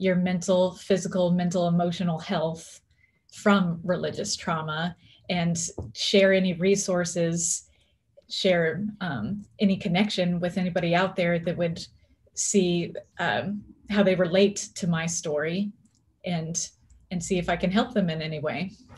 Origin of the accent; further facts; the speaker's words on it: Orlando, Florida, United States; also born or lived in Texas / Birmingham, Alabama; now in Seattle, United States; I have been living in Seattle, Washington for, I would say, 12 years now. But before then, I grew up in the South in Orlando, Florida, Texas. I spent some time even in Birmingham, Alabama.